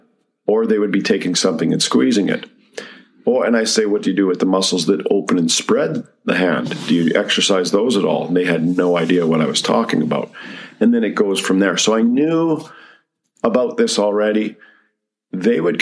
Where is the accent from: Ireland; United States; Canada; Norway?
Canada; Medicine Hat, Alberta; I'm from Medicine Hat originally. That's where I grew up.